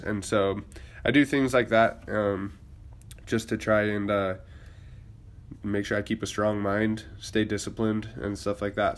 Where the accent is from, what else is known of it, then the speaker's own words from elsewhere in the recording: Boise, Idaho, United States; moved away; I am originally from Boise, Idaho